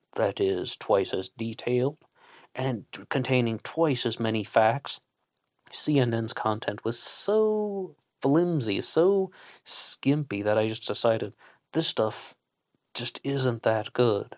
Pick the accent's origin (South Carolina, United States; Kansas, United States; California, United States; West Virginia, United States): West Virginia, United States; I'm a West Virginian on the other side of the country